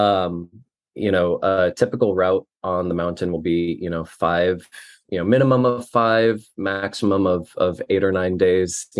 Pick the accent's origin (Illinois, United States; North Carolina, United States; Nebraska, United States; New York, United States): Nebraska, United States; Fremont; moved away as an adult; also born or lived in Los Angeles, California; I grew up in Fremont, Nebraska.